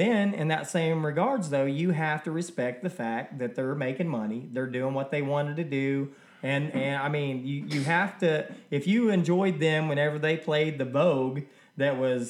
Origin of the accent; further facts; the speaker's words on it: Indiana, United States; I'm from Indiana